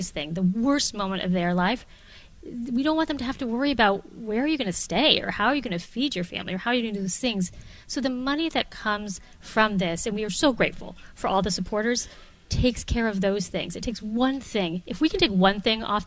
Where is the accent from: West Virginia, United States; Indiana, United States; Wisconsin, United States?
Wisconsin, United States; also born or lived in Chicago; now in Boston, United States; I'm from Wisconsin